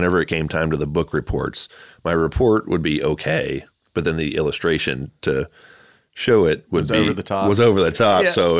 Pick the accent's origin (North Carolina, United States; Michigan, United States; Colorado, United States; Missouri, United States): North Carolina, United States; Charlotte; born there; So I was born in Charlotte, North Carolina, which has a badass mural scene.